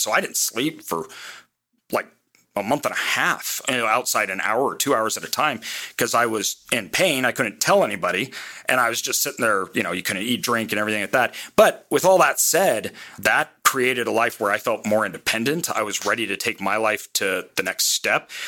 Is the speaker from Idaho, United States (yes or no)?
yes; Boise, Idaho, United States; I'm from Boise, Idaho.